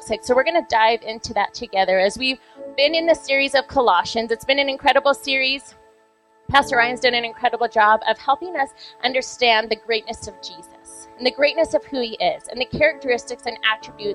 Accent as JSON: {"language": "English", "town": "Vancouver", "region": "British Columbia", "country": "Canada", "tie": "born or raised there", "moved": "yes", "lives_now": "Calgary, Canada", "said": "I grew up in Vancouver"}